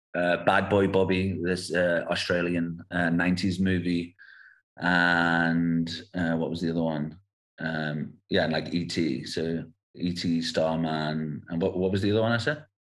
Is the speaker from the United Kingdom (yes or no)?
yes; England, United Kingdom; moved away as an adult; now in South Africa; growing up in England, and and then I moved to South Africa in 2008. But my father's South African, my mum's English